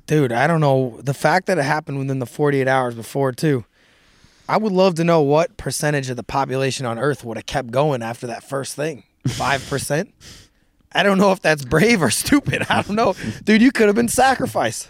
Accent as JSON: {"language": "English", "region": "Missouri", "country": "United States", "said": "I'm from Missouri, right? And I've been out in the sticks in Missouri"}